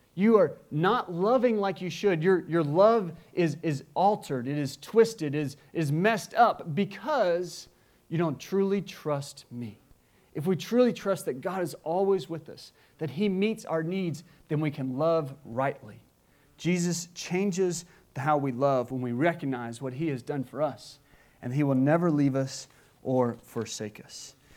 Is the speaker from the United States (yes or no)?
yes; United States; as an American